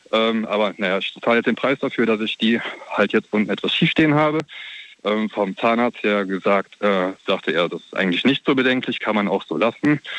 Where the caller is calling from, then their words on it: Neuwied, Rhineland-Palatinate, Germany; Ich komme aus Neuwied.